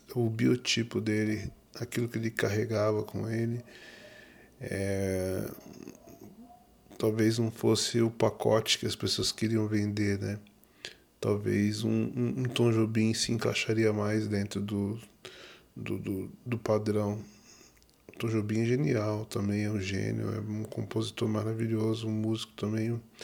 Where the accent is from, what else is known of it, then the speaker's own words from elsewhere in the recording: Duque de Caxias, Rio de Janeiro, Brazil; eu sou carioca, natural de Duque de Caxias, Rio de Janeiro